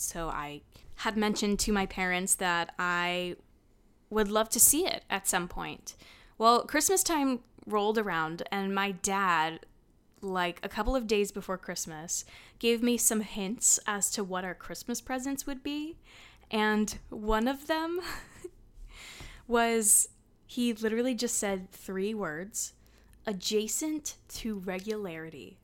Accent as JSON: {"language": "English", "region": "New Jersey", "country": "United States", "tie": "born or raised there", "said": "I grew up in New Jersey"}